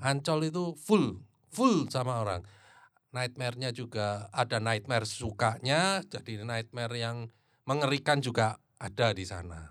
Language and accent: Indonesian; Surabaya, East Java, Indonesia; kita juga dari Surabaya